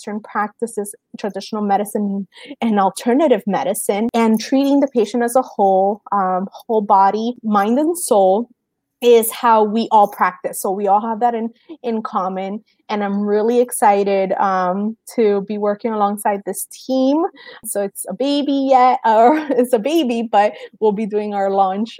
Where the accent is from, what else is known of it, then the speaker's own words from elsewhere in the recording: Cuba; moved away; I'm Cuban. I was born in Cuba.